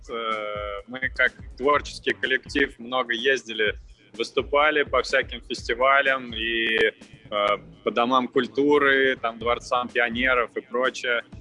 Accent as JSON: {"language": "Russian", "region": "Moscow Oblast", "country": "Russia", "tie": "born or raised there", "lives_now": "Moscow, Russia", "said": "я э, родом из Подмосковья, э, из ближайшего, сам сейчас в Москве базируюсь"}